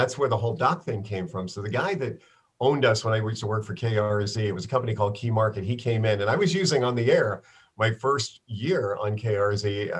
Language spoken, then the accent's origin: English; Bronx, New York, United States; I grew up in New York City. So I grew up in the Bronx.